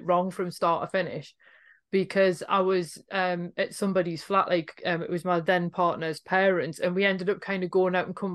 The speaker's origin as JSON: {"language": "English", "town": "Newcastle upon Tyne", "region": "North East England", "country": "United Kingdom", "said": "if you're a Geordie, that you don't feel like you're home until you've crossed back over the Tyne again"}